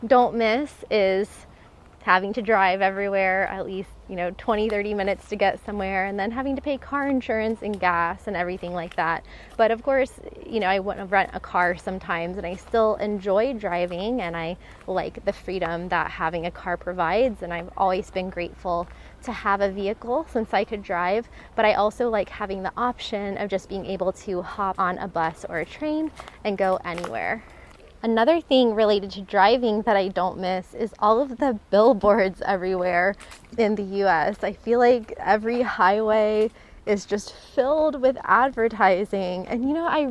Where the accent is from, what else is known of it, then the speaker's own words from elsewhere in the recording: a small town in Florida, United States; moved away as an adult; also born or lived in North Carolina; growing up, I mean, I never took public transportation. I was from a small town in Florida